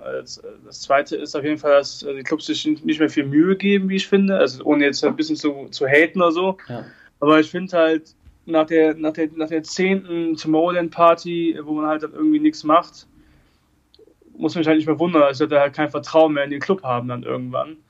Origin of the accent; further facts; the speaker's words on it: Erkelenz, North Rhine-Westphalia, Germany; Ich komme äh, aus Erkelenz, also aus Katzem mhm. Das ist ein Dorf mit 800 äh, Einwohnern